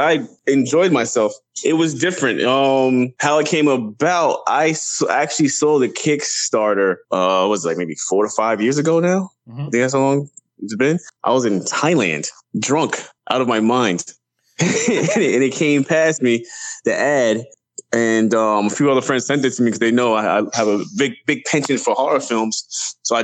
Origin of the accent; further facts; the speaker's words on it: New York City, New York, United States; I'm from Brooklyn, New York